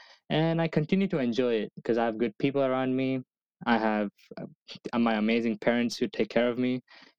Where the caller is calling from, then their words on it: Charlotte, North Carolina, United States; but I'm joining you from Charlotte, North Carolina.